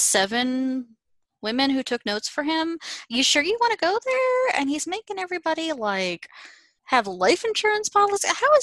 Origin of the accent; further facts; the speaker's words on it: Pittsburgh, Pennsylvania, United States; I'm from Pittsburgh